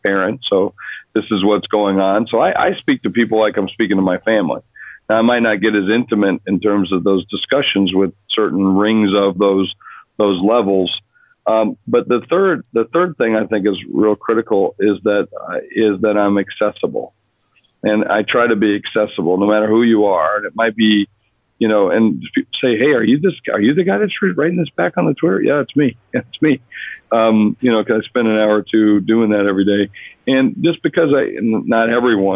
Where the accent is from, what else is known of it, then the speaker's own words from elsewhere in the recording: South Dakota, United States; moved away; I grew up in South Dakota, a place most people only know on a map